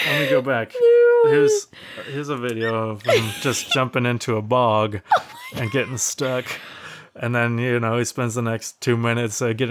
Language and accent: English; Finland; English is a second language; I am from Phil. I am from Finland. Uh, Olen mestä.